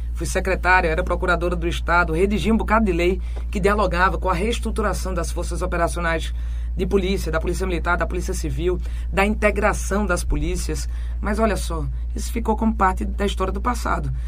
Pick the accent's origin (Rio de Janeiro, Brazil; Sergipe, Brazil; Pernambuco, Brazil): Pernambuco, Brazil; Agreste; eu venho do Agreste, onde a gente tem o pior balanço hídrico do país